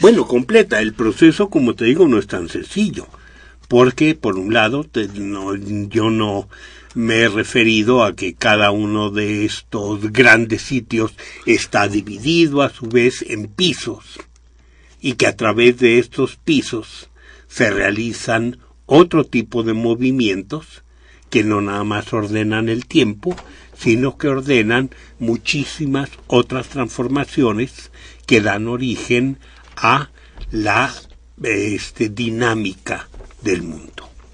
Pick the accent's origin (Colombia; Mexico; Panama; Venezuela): Mexico; de los muchos que somos mexicanos